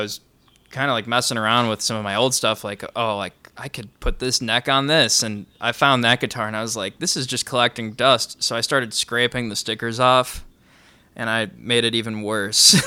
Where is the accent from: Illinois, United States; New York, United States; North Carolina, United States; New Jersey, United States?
Illinois, United States; Grayslake; I grew up in Gray's Lake.